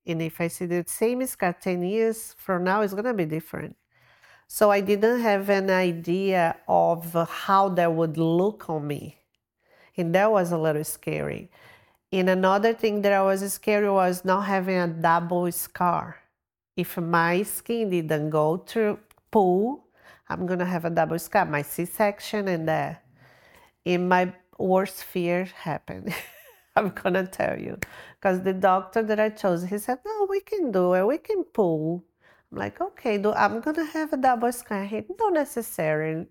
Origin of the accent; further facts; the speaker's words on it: Brazil; moved away; I'm from Brazil